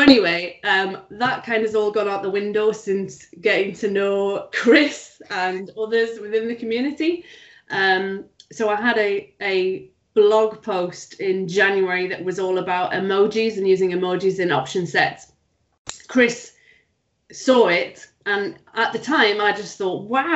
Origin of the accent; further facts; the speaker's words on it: Newcastle upon Tyne, North East England, United Kingdom; accent: Geordie; I'm originally from Newcastle, so Geordie Lass, way I man, although I try and hide it if possible